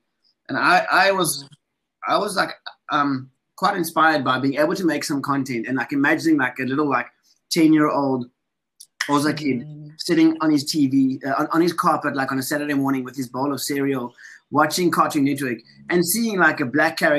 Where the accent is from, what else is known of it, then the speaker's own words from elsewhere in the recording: South Africa; I'm African as a South African dude, but flip, my Western upbringing is totally different